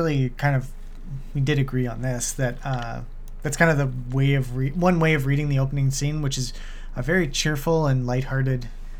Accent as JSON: {"language": "English", "country": "Canada", "said": "I'm Canadian"}